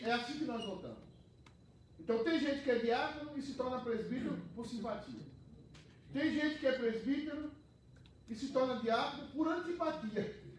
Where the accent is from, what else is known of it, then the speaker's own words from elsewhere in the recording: Northeast Region, Brazil; moved away; Algumas, no Nordeste é assim, em algumas cidades, né? Lá na minha cidade